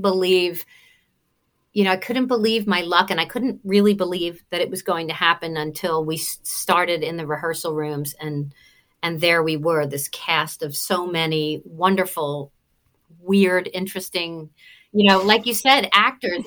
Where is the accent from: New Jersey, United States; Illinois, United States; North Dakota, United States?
New Jersey, United States; Cinnaminson; accent: Jersey twang; also born or lived in Atlanta, Georgia; I was born and raised in South Jersey.